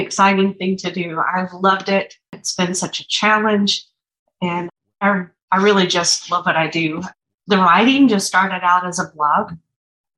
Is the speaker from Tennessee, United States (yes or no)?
yes; East Tennessee, United States; moved away as an adult; also born or lived in Atlanta; I grew up in East Tennessee